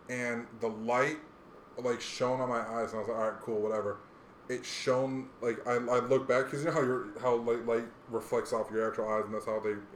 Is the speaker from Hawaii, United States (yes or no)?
yes; Hawaii, United States; moved away; I grew up in Hawaii